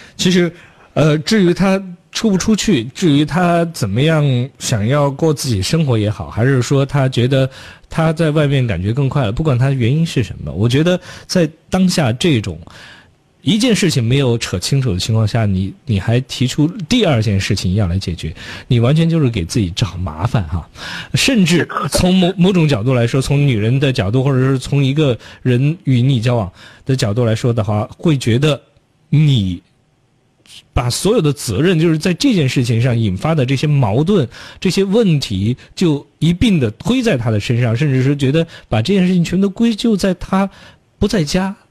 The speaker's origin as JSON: {"language": "Chinese", "region": "Chongqing", "country": "China", "tie": "born or raised there", "said": "在重庆生活这么多年，作为一个土生土长的同， 重庆人"}